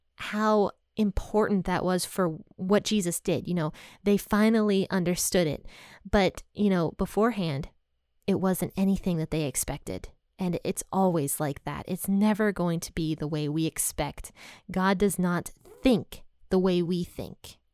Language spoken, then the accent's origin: English; United States; I'm from America